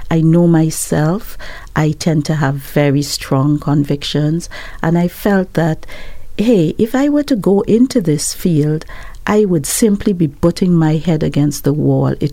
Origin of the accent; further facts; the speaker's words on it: Antigua & Barbuda; now in Barbados; I'm originally from Antigua, yes, but I've lived in Barbados most of my life.